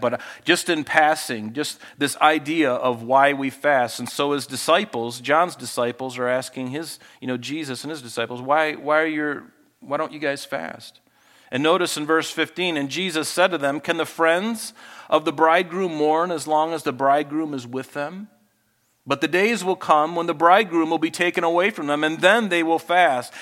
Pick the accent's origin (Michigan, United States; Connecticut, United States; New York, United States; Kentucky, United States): Michigan, United States; Flint; my brother and I, you know, we grew up in Flint, Michigan